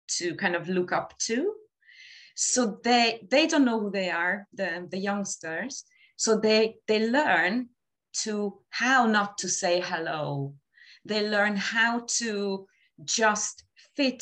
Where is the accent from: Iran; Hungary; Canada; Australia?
Hungary; moved away as an adult; also born or lived in Dublin, Ireland; now in London, United Kingdom; I moved out of Hungary because of my relationship